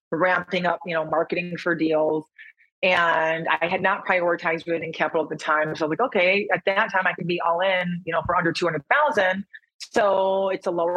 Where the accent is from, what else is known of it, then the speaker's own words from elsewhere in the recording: Michigan, United States; moved away as an adult; also born or lived in Chicago / San Diego; now in Austin, United States; I'm actually from Michigan